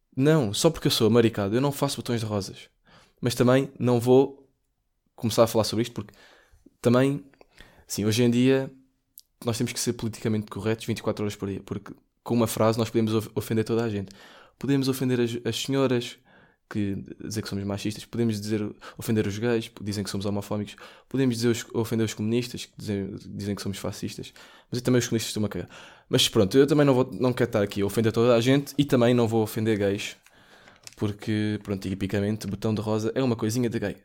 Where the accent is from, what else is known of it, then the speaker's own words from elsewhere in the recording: Portugal; sou português